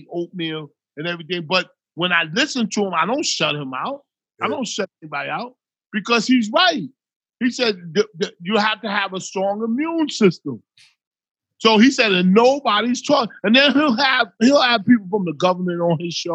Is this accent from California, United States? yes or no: no; New Jersey, United States; We used to come from Jersey